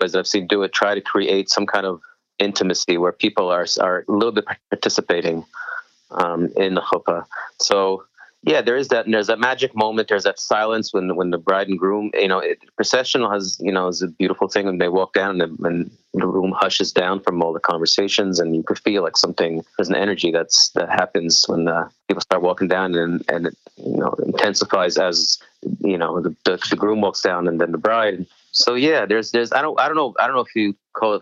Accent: Israel; I grew up in Moshav Mavon Modim in Israel

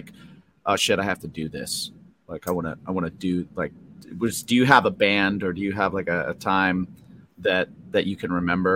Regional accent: West Lafayette, Indiana, United States; I grew up in the Midwest. I grew up in like West Lafayette, Indiana.

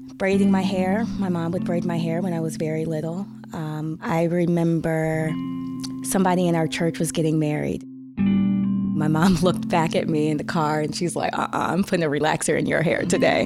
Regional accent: St. Louis, Missouri, United States; also born or lived in Arkansas / Tennessee / Flint, Michigan / Ohio; worked in my hometown, Saint Louis for two contracts

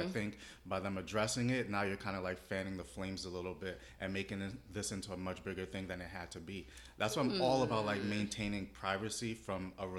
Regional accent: New York City, New York, United States; moved away as an adult; now in Florida, United States; Well, I'm from Brooklyn, New York originally. Moved to Florida back in 2007.

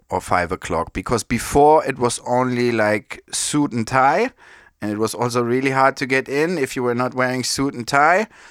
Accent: Frankfurt, Hesse, Germany; Born and raised in Frankfurt. That's where I grew up

